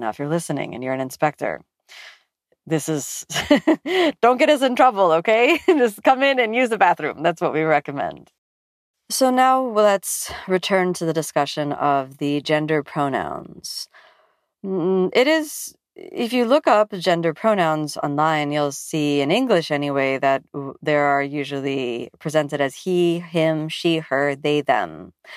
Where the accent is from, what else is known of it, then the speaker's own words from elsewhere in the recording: Miami, Florida, United States; I come from Miami in the U S